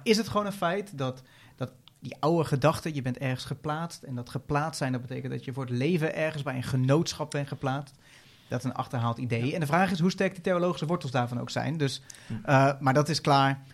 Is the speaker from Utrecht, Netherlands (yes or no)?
yes; Veenendaal, Utrecht, Netherlands; ik kom uit Veenendaal